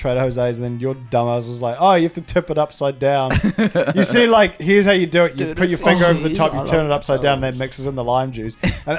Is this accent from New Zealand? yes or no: no; Australia; accent: Australian